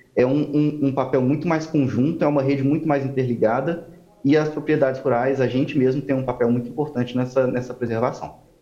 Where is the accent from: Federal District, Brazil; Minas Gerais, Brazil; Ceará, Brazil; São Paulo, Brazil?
Minas Gerais, Brazil; Belo Horizonte; now in Goiânia, Brazil; eu não sou de Goiás, né? Eu sou de BH